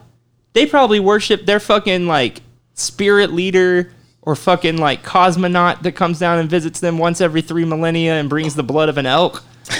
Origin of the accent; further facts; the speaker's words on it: New York, United States; I am from New York.